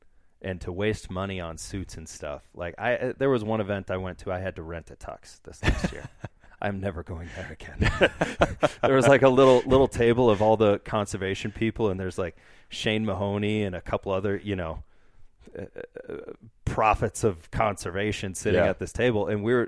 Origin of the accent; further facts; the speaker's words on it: Wisconsin, United States; accent: northern Wisconsin; I think it took me forever to get rid of my northern Wisconsin accent.